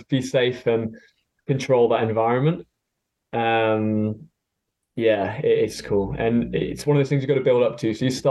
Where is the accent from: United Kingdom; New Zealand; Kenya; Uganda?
United Kingdom; Stone, West Midlands; moved away as an adult; also born or lived in Lee Valley, Hertfordshire; now in Hertfordshire, United Kingdom; I grew up in Stone in Staffordshire, started canoeing on the River Trent, and yeah, still here.